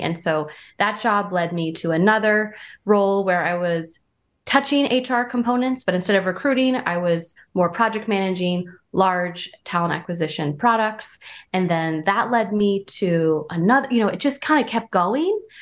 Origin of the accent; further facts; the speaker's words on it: Vermont, United States; moved away as an adult; also born or lived in Santa Barbara, California / New York / San Francisco; I'm from Vermont. I'm from a small town in Vermont where there's just now cell phone.